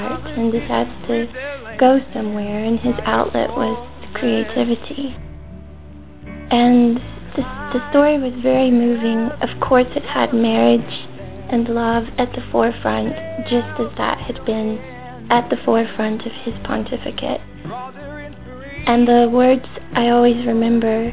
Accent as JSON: {"language": "English", "country": "United States", "said": "I'm from America"}